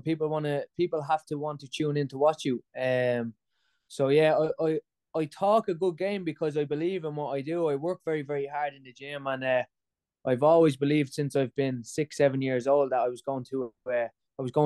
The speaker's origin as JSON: {"language": "English", "country": "Ireland", "said": "I'm Irish"}